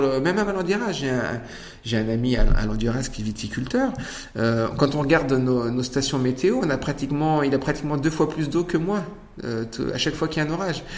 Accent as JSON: {"language": "French", "area": "Poitou", "region": "Nouvelle-Aquitaine", "country": "France", "said": "moi je viens du Poitou, j'ai ma culture"}